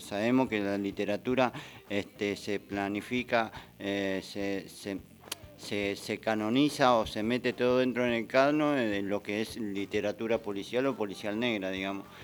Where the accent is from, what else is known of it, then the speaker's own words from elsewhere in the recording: Ciudadela, Buenos Aires Province, Argentina; yo soy de Fuerte Apache